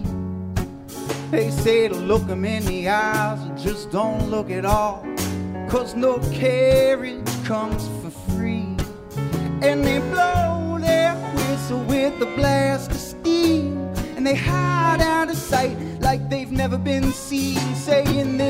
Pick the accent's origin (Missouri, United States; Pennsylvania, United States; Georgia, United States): Pennsylvania, United States; Philadelphia; I'm from Philadelphia.